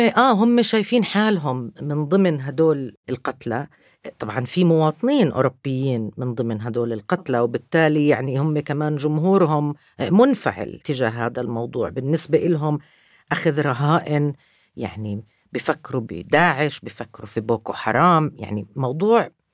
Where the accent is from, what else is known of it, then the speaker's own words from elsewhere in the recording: Palestine; أنا كفلسطينية